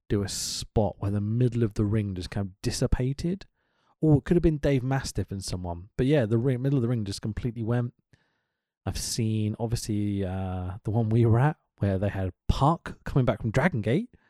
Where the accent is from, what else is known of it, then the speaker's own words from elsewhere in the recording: California, United States; We grew up in Northern California. We are Christians.